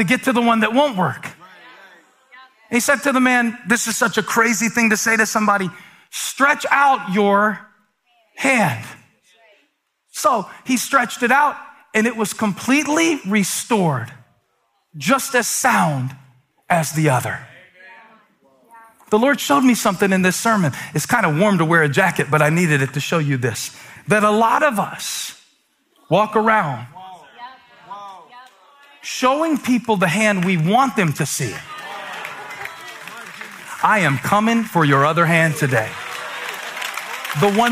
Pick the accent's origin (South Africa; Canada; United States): United States; Moncks Corner, South Carolina; moved away; I'm from Monk's Corner, South Carolina